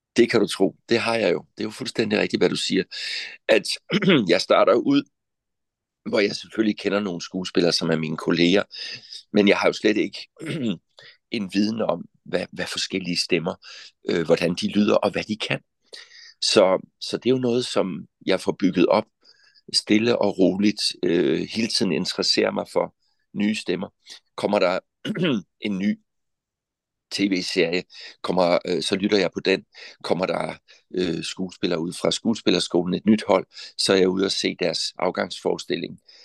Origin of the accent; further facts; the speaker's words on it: Southern Jutland, Southern Denmark, Denmark; Men født og opvokset i Sønderjylland, det betyder meget for mig at sige